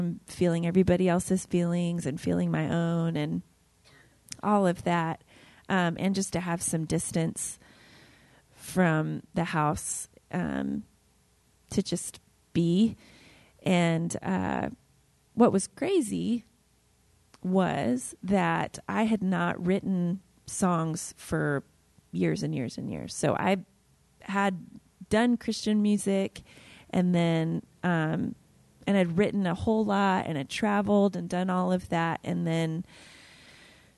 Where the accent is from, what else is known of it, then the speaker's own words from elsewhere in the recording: Ohio, United States; moved away as an adult; now in Dallas, United States; my small hometown in Ohio